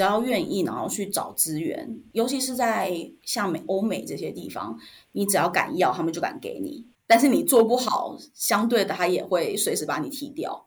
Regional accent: Taiwan; accent: Taiwanese; moved away as an adult; 我就是抄着一个台湾口音

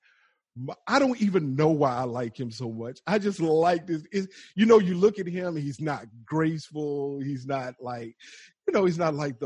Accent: the South, United States; accent: Southern

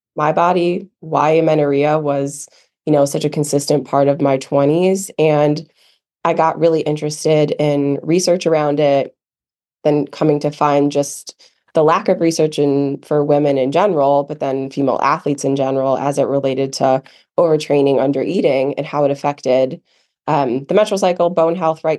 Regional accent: Midwest, United States; moved away as an adult; also born or lived in Michigan; now in Asheville, United States; growing up in the Midwest

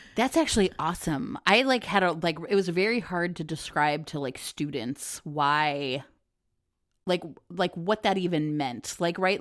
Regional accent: Ohio, United States; moved away as an adult; also born or lived in Philadelphia / Houston / Seattle / Oakland; now in Chicago, United States; I grew up in Ohio

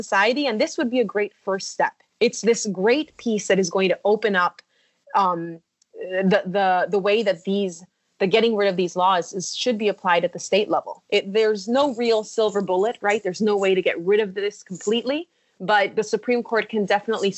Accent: Mexico; English is a second language; now in United States; I'm coming from Mexico

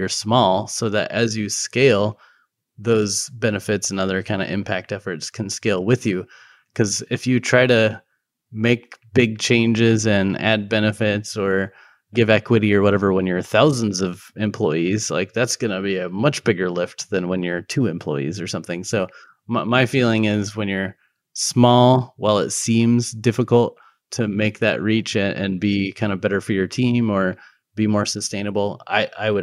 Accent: Golden, Colorado, United States; moved away; also born or lived in Arvada; originally from kind of the Arvada Golden area

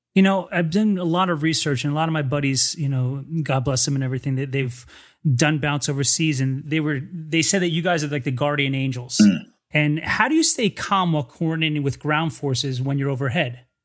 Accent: New Jersey, United States; I'm from New Jersey.

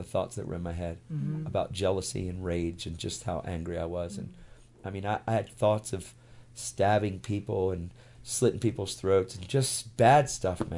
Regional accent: York, Pennsylvania, United States; I went to this one church out of 586 churches in my hometown in York, Pennsylvania, where we lived

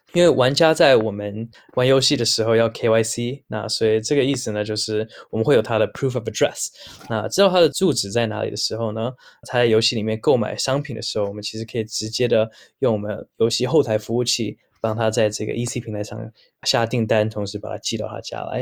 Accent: Vancouver, British Columbia, Canada; moved away as an adult; now in Taiwan; 我出生在加拿大温哥华。那虽然留着是有台湾的血统，不过其实也是近几年才真的有机会到台湾发展

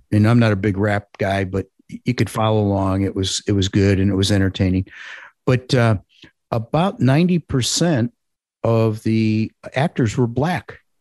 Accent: Parma, Ohio, United States; I grew up in a suburb of Cleveland called Parma

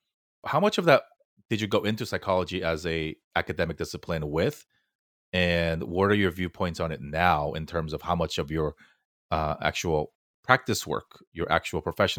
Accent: United States; a lot of my perspective is because I'm Asian American, because I am Korean. And so it's hard to want to be pigeonholed as just a Korean American anything.

